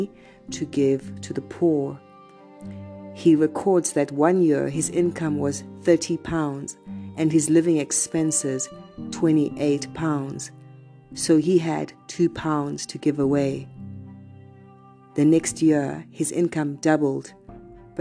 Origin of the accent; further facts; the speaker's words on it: South Africa; I am from South Africa